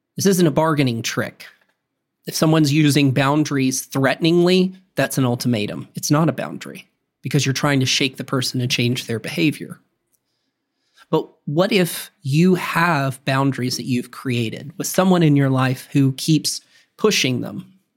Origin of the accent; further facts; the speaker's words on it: the South, United States; I'm from the South